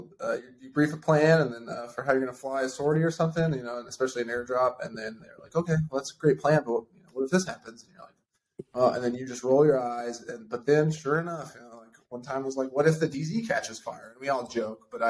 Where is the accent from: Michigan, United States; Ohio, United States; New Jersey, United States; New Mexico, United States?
New Mexico, United States; moved away as an adult; I grew up in New Mexico